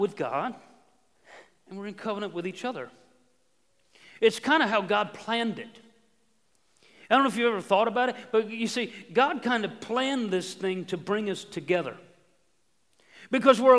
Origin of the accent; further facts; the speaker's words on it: United States; moved away as an adult; also born or lived in Ohio; this is my hometown. I grew up here, but that was home for 17 years